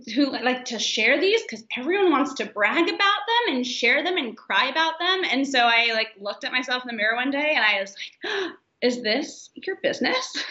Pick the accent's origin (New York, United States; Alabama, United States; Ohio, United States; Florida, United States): Florida, United States; moved away as an adult; also born or lived in San Francisco; I grew up in Florida